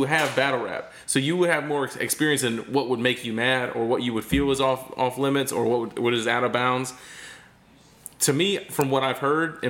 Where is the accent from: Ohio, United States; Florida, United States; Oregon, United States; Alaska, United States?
Florida, United States; Fort Bend; now in Tampa, United States; my hometown of Fort Bend, where I grew up